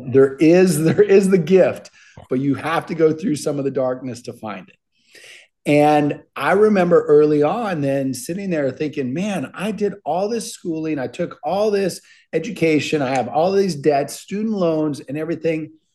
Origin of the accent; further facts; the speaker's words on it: Minnesota, United States; I grew up in Minnesota